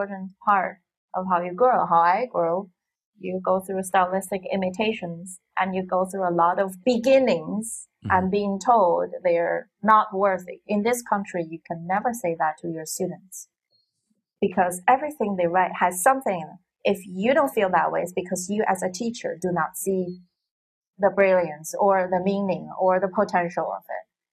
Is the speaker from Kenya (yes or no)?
no; Xi'an, Shaanxi, China; English is a second language; moved away as an adult; also born or lived in Beijing / New York; my hometown, Xi'an.